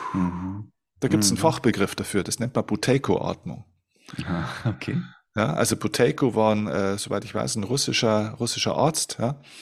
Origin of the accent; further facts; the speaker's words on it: Germany; bei uns in Deutschland